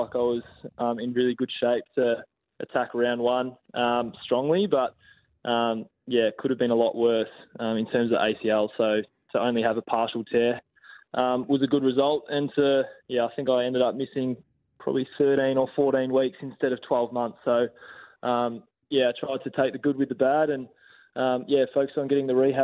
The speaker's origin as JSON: {"language": "English", "country": "Australia", "said": "I'm an Aussie"}